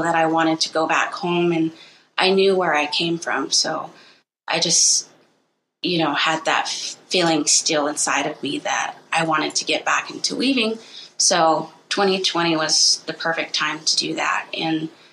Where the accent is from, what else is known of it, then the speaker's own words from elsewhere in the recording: Rock Point, Arizona, United States; I am from Rock Point, Arizona, and I am a Diné weaver